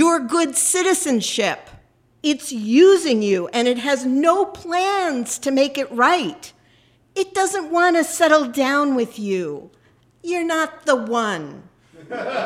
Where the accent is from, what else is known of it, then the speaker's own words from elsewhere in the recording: Northern California, United States; also born or lived in Los Angeles; now in New York City, United States; I was born in Northern California